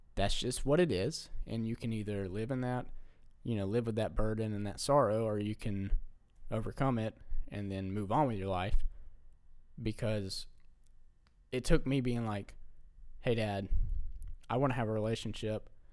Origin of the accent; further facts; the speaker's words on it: Alabama, United States; we're from Alabama, so we don't see snow a lot